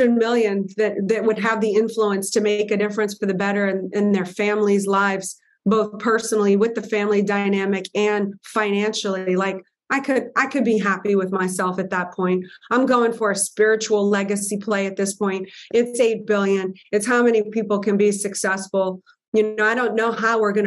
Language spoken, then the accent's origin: English; New Orleans, Louisiana, United States; I'm a girl from New Orleans